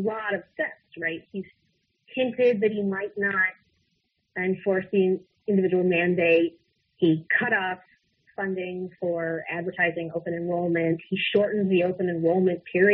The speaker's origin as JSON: {"language": "English", "region": "Utah", "country": "United States", "said": "I think I'm from Utah, so I think even my own Senator Orrin Hatch"}